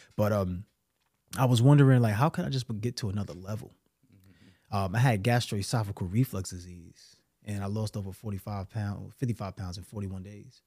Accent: New York City, New York, United States; I'm from New York City, bro, Brooklyn

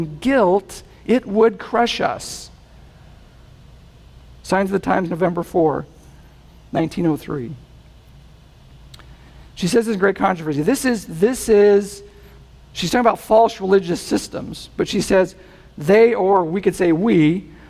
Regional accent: New England, United States; I'm from New England

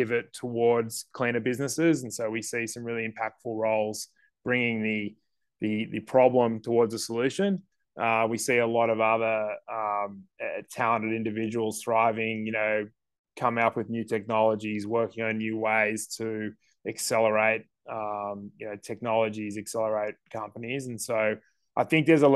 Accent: Sydney, New South Wales, Australia; moved away as an adult; I grew up in Sydney

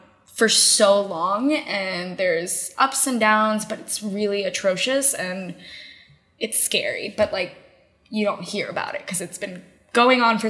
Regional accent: United States; at school and when I played soccer, like I'm American

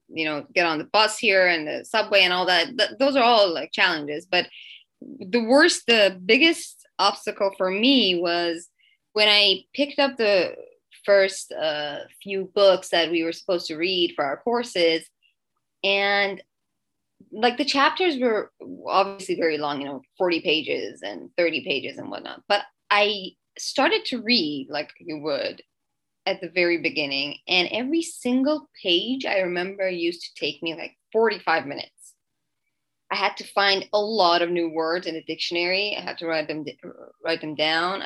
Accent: Iran; English is a second language; moved away as an adult; now in Canada; So I'm originally from Iran, and I lived there till I was 19.

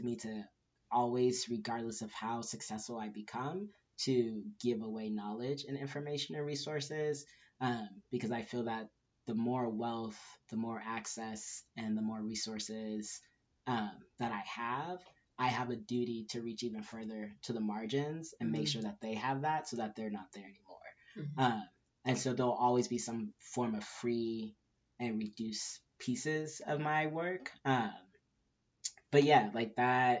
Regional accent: Southern California, United States; also born or lived in Inglewood, California / Inland Empire, California / Orange County, California / Tucson, Arizona; now in Arizona, United States; I'm originally from Southern California, grew up all over. I was born in Inglewood, grew up all over in the Empire, and Orange County, and then moved to Tucson, Arizona, lived there for about 11 years

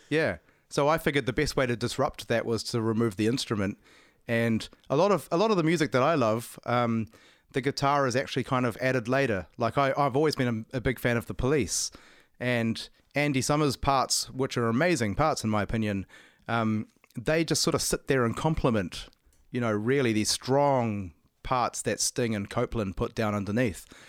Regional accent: New Zealand; I'm from New Zealand.

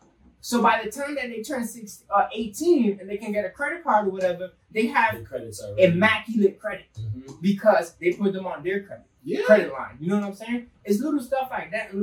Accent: Hartford, Connecticut, United States; I'm from Hartford

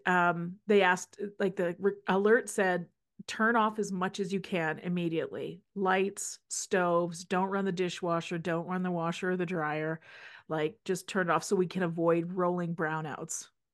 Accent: Saskatchewan, Canada; now in Alberta, Canada; we're both from Saskatchewan

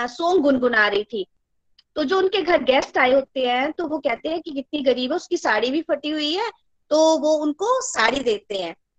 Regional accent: Chamba, Himachal Pradesh, India; now in Delhi, India; मैं चंबा से हूँ एक्चुअल में

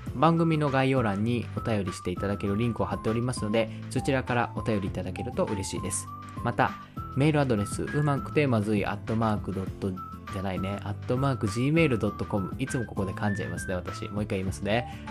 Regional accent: Hiroshima, Japan; accent: Hiroshima dialect; moved away; also born or lived in Tokyo; 広島弁別にダサいとは思わんけどやっぱこう東京ではなんか話してなかった

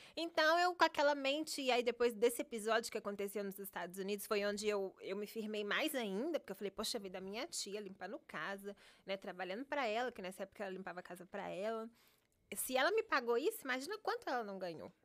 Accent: Contagem, Minas Gerais, Brazil; moved away as an adult; also born or lived in Paracatu, Brazil; now in Miami, United States; aos dois, três anos, a gente se mudou para Contagem, que é um, uma cidade de 30 minutos de Belo Horizonte

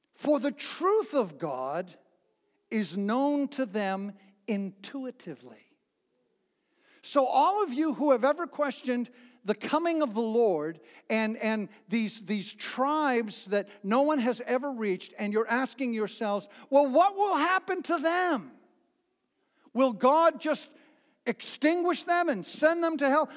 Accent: New Bedford, Massachusetts, United States; when I was a little boy growing up in New Bedford, Massachusetts

